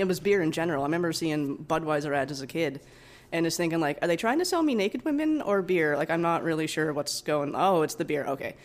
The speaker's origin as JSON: {"language": "English", "area": "East Coast", "region": "Atlantic Canada", "country": "Canada", "tie": "born or raised there", "also_born_or_lived": "Alberta", "moved": "as an adult", "lives_now": "Vancouver, Canada", "said": "I grew up in the East Coast"}